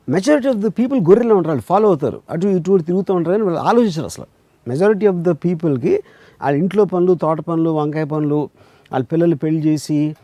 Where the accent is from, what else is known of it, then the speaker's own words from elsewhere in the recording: India; ఇండియాలో పుట్టాను నేను ఎందుకంటే మా ఫాదర్ ఇండియాలో ఉన్నారు కాబట్టి